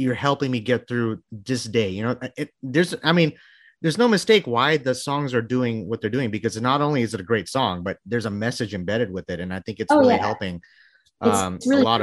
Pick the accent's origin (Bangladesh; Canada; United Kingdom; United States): Bangladesh; moved away; My mom's a, she's a recording artist from back home. I'm from Bangladesh